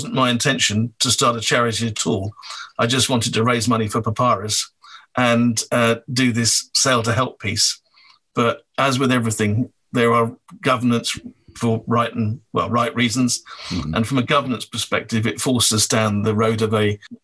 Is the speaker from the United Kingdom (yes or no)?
yes; Wales, United Kingdom; I'm from Wales